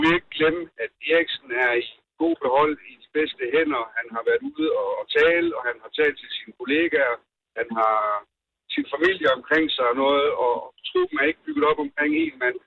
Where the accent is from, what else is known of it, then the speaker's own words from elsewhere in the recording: Denmark; vi er stolte af at være danskere